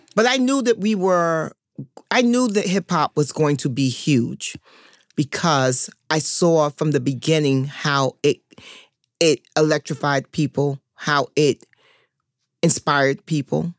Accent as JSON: {"language": "English", "town": "New York City", "region": "New York", "country": "United States", "tie": "born or raised there", "said": "I'm from Harlem"}